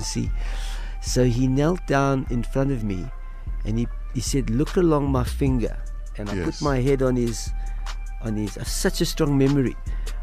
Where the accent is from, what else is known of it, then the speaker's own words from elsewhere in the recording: Johannesburg, Gauteng, South Africa; also born or lived in Manchester, England / Zimbabwe; I grew up on a farm in Zimbabwe till I was seven, and then she married a South African crime reporter and we moved to Johannesburg